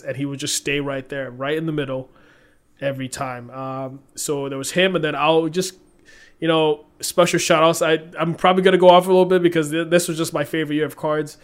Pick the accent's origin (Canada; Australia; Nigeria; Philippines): Nigeria; being Nigerian